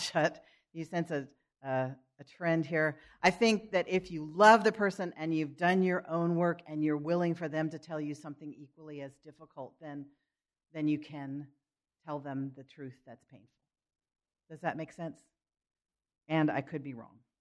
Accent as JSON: {"language": "English", "town": "Philadelphia", "region": "Pennsylvania", "country": "United States", "tie": "born or raised there", "moved": "yes", "said": "growing up in Philadelphia, where I grew up part of the time"}